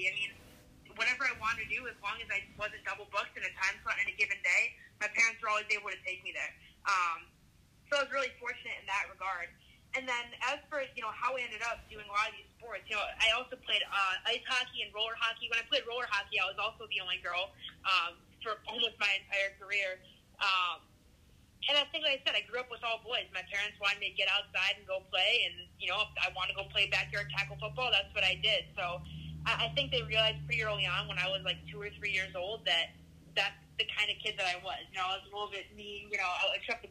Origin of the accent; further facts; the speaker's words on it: Michigan, United States; moved away; I'm from Michigan originally